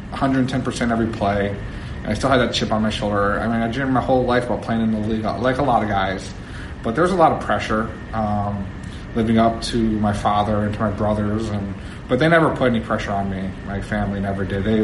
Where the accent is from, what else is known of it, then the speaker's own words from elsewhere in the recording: East Coast, United States; And you know, I was from the East Coast, so I wasn't really familiar with you know Southern California style or whatnot.